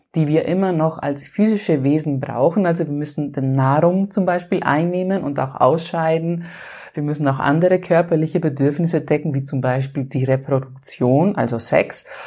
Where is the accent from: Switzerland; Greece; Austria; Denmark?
Greece; Und ich bin ja Griechin